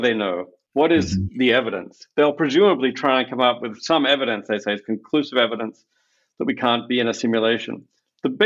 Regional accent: Australia; moved away; I grew up in Australia

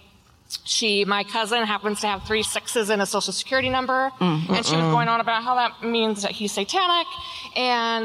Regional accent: Auburn, Washington, United States; I am from a little town that used to be called Slaughter

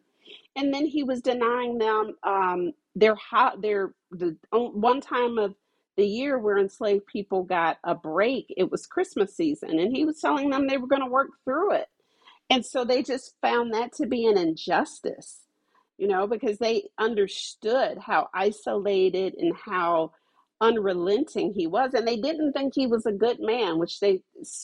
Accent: Ohio, United States; I'm from Ohio

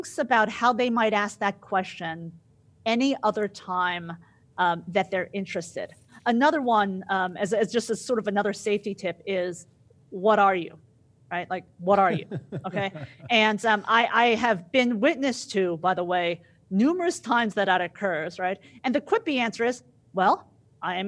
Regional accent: New Jersey, United States; also born or lived in Midwest; now in Dallas, United States; I live in Dallas right now, but I'm actually from Jersey, right? No, where are you really from? Oh, well, I am totally a Jersey girl, but if you mean where I was born in the Midwest

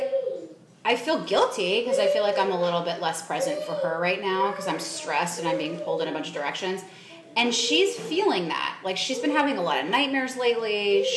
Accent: United States; I'm an American parent

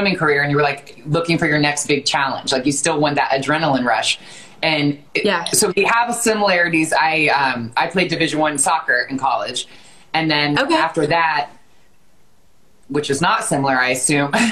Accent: Westerville, Ohio, United States; you are from my hometown and we went to the same high school

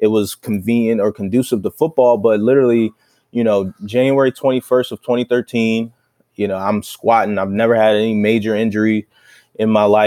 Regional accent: Baltimore, Maryland, United States; moved away as an adult; now in New England, United States; Baltimore, my hometown

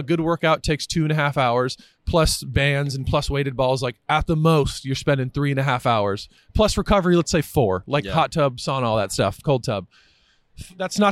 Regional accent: Santa Clarita, California, United States; I grew up in Santa Clarita.

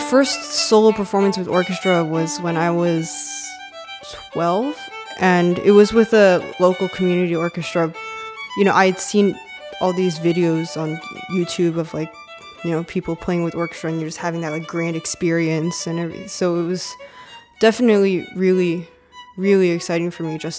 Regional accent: Oak Hill, Virginia, United States; I grew up here in Oak Hill, Virginia, so I've basically lived here my entire life.

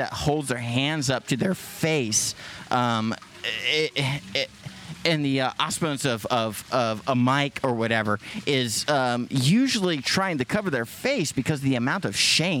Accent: Lompoc, California, United States; I was born in Lompoc, California.

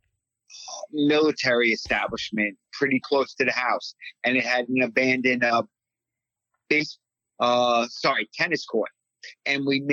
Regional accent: East Meadow, New York, United States; I grew up in East Meadow, Long Island

